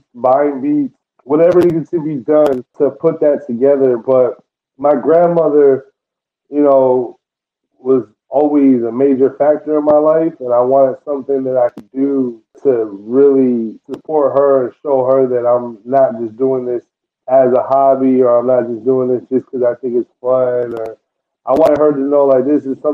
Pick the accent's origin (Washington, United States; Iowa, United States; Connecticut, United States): Connecticut, United States; Norwich; I come from Norwich, Connecticut